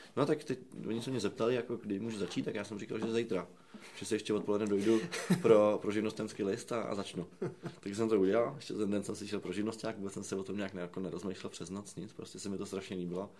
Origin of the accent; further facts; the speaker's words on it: Prague, Czechia; já jsem z Radotína